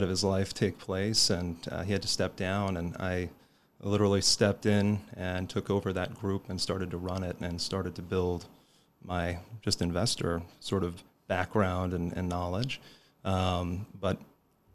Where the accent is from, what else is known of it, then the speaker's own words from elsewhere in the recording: Colorado, United States; born and raised in Colorado